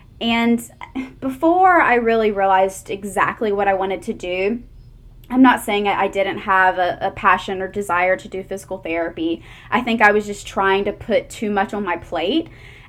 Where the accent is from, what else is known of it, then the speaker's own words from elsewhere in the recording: Brunswick, Georgia, United States; I grew up on the coastal area, Brunswick, Georgia, next to St. Simons and Jekyll